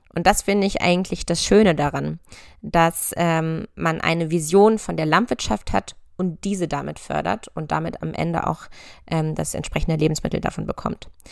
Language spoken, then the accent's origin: German; near Hanover, Lower Saxony, Germany; moved away as an adult; also born or lived in Göttingen / Berlin; Ich bin auf einem Ackerbaubetrieb in der Nähe von Hannover aufgewachsen